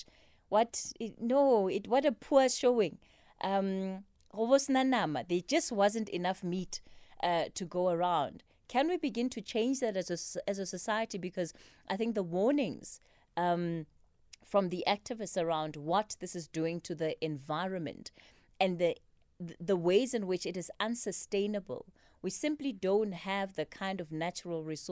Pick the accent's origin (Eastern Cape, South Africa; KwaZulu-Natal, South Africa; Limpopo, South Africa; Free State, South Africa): Limpopo, South Africa; Polokwane; now in Johannesburg, South Africa; I'm from Polokwane, so I've grown up with mopani worms around me